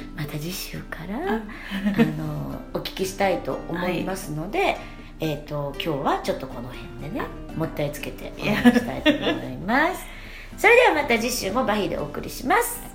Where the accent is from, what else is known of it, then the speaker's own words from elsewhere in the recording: Kansai, Japan; accent: Kansai-ben; 二人とも関西人なんで